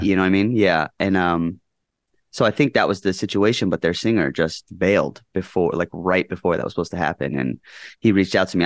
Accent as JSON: {"language": "English", "town": "Henderson", "region": "Nevada", "country": "United States", "tie": "born or raised there", "also_born_or_lived": "Orange County, California", "said": "grew up mostly in Las Vegas, Nevada, in a, a town called Henderson."}